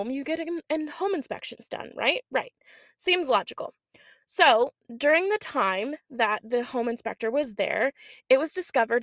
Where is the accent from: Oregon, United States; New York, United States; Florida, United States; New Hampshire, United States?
Oregon, United States; I grew up in Oregon